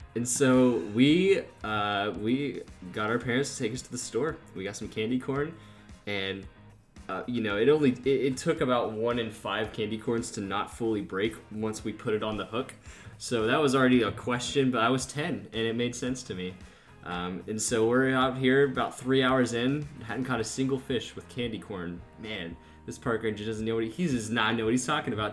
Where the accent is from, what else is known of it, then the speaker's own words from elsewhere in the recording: Valley View, Texas, United States; moved away as an adult; now in College Station, United States; I am currently living in College Station, Texas, and I'm originally from Valley View, Texas